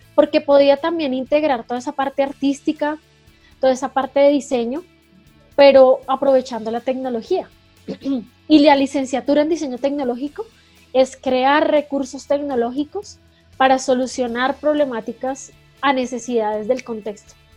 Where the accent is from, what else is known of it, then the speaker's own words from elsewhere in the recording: Bogotá, Colombia; Nací en Bogotá, ya en 1985, ya hace un par de años, en la linda ciudad de Bogotá.